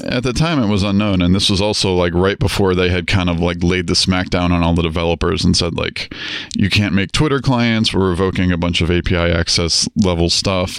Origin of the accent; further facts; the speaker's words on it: Atlanta, Georgia, United States; also born or lived in Florida; I was born in Atlanta, Georgia. Uh, grew up there, uh, moved to Florida for a while